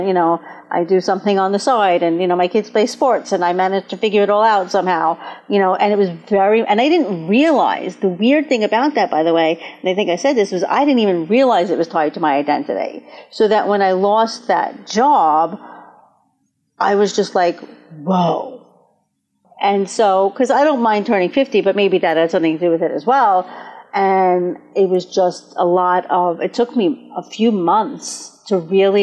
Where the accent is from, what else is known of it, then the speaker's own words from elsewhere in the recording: Brooklyn, New York, United States; I come from Brooklyn and I grew up in a Jewish home.